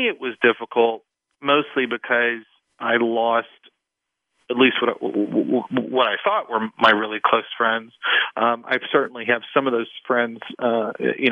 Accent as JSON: {"language": "English", "region": "East Texas", "country": "United States", "tie": "born or raised there", "moved": "as an adult", "lives_now": "Washington, D.C., United States", "said": "I grew up in a relatively small town, at least at the time, in East Texas"}